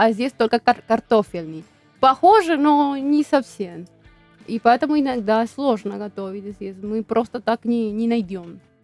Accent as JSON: {"language": "Russian", "country": "Paraguay", "second_language": "Russian", "moved": "as an adult", "lives_now": "Krasnodar, Russia", "said": "я из Парагвая, да, я приехала в Россию пять лет назад"}